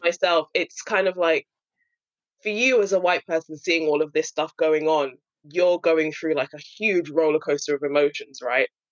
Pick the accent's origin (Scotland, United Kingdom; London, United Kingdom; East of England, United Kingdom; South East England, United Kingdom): London, United Kingdom; me being born and raised in London